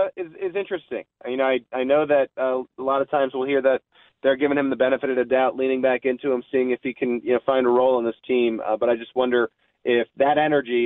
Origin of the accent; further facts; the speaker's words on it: East Coast, United States; moved away; I'm from the East Coast